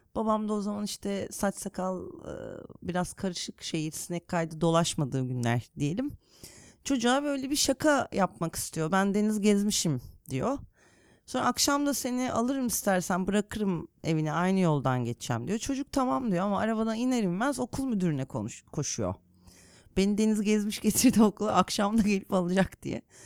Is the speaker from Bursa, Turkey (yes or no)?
yes; Bursa, Turkey; now in Istanbul, Turkey; Bursa'da büyüdüğüm için. Bursalıyım derim